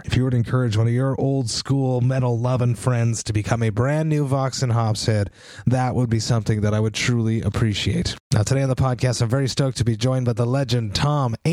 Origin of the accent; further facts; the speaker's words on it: Montreal, Quebec, Canada; I'm from Montreal